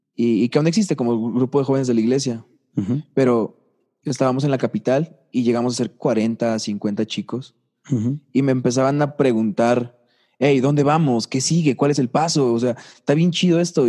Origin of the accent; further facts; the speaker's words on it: Tlaxcala, Mexico; also born or lived in Puebla; Yo nací en Tlaxcala. Yo nací en Tlaxcala. Pasé hasta la prepa en Tlaxcala.